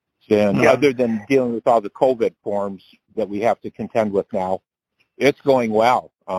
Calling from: Detroit, Michigan, United States; I'm calling from Detroit, Michigan area.

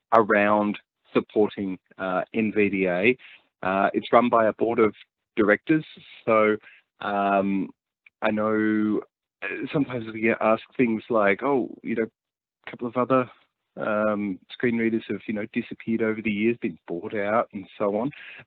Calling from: Victoria, Australia; I'm talking to you from Gippsland, which is in Victoria, which is southeast Australia.

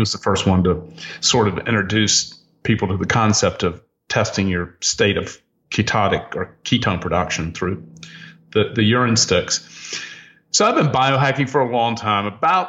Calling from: Miami Beach, Florida, United States; I'm calling you from Miami Beach, where it's warm 80 degrees today.

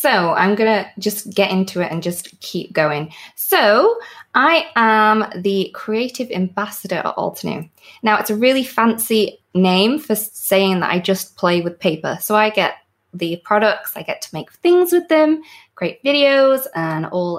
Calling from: Buckley, Wales, United Kingdom; So I am in Buckley, which is in North Wales, which is in the UK.

